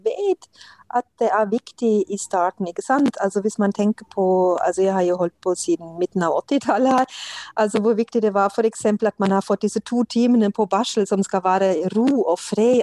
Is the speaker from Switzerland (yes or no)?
no; Germany; Norwegian is a second language; moved away as an adult; now in Norway; jeg kommer fra Tyskland og kom til Norge for 35 eh, år siden